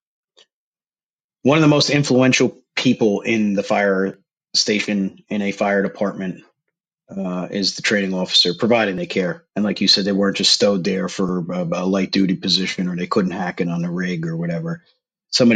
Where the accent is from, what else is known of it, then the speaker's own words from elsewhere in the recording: New Jersey, United States; I grew up in Jersey.